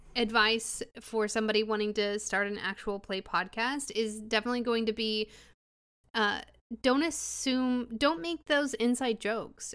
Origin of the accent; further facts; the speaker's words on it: Illinois, United States; I'm from Illinois